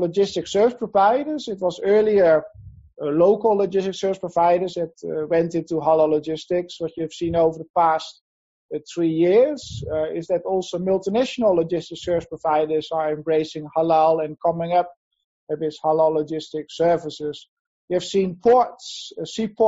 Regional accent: Netherlands; moved away as an adult; now in Asia; I'm from Holland originally. I have been in Asia since 2003 permanently

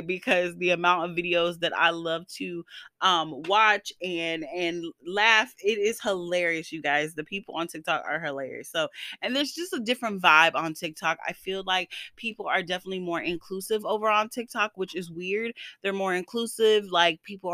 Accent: the South, United States; moved away; I am from the South

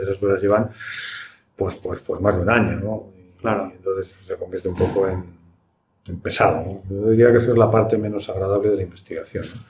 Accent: Burgos, Castile and León, Spain; moved away; Yo procedo de una ciudad de provincias, estudié matemáticas provincia provincias que ahora tiene universidad, que es Burgos

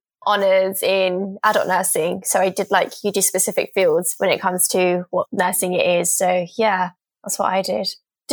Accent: London, United Kingdom; I'm 24 years old. I'm from England, specifically London.

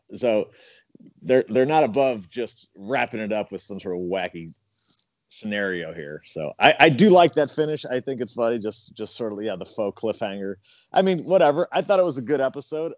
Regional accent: St. Louis, Missouri, United States; growing up in St. Louis

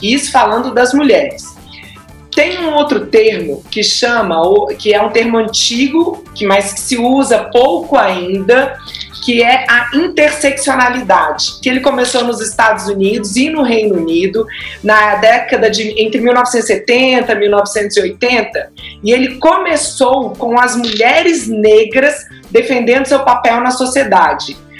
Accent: Florianópolis, Santa Catarina, Brazil; moved away as an adult; now in Belo Horizonte, Brazil; eu sou de Florianópolis

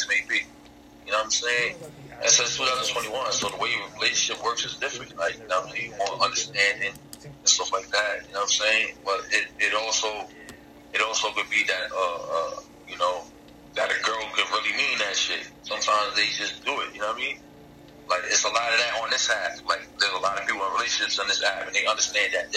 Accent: New York, United States; I'm from New York.

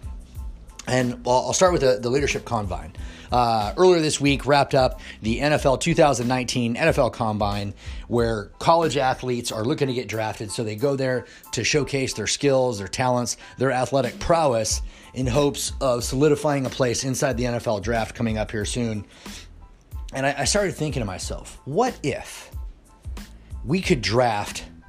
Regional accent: Kansas City, Missouri, United States; Kansas City Chiefs, which is my hometown. I've lived there since I was 12 years old

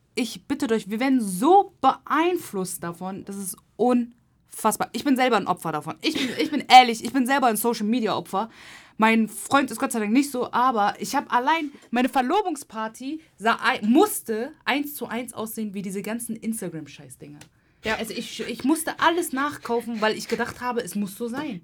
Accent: Hamburg, Germany; moved away; ich komme nicht mehr aus Hamburg, ne? Ich bin stolze Hamburgerin, aber ich wohne nicht mehr hier.

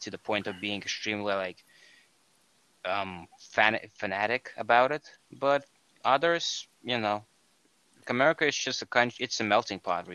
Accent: Estonia; now in United States; originally I am from Estonia, but since I am more of a Baltic Russian and not actually Estonian per se

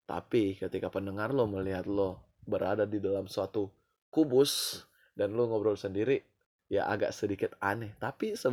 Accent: Manado, North Sulawesi, Indonesia; dan gue dari Manado

